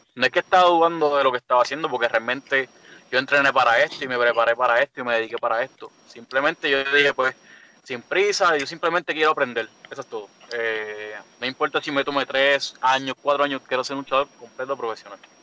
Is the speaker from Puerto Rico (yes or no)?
yes; Caguas, Puerto Rico; yo soy de Cagua también